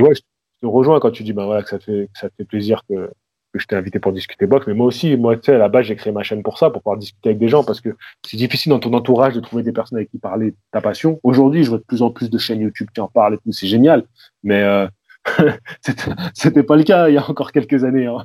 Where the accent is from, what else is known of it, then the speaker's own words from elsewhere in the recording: Lyon, Auvergne-Rhône-Alpes, France; moved away as an adult; also born or lived in Vaulx-en-Velin; now in Marseille, France; je suis, de Lyon à la base